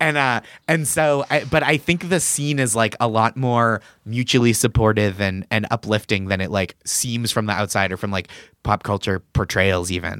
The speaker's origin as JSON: {"language": "English", "town": "Boston", "region": "Massachusetts", "country": "United States", "tie": "born or raised there", "moved": "as an adult", "lives_now": "New York, United States", "said": "I'm from Massachusetts originally"}